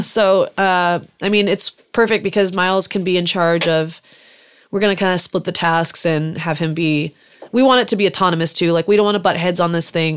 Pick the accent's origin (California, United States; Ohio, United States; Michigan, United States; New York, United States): California, United States; Salinas; first language German; English is a second language; I grew up in Salinas, California, which is a little farm town kind of by Monterey and Santa Cruz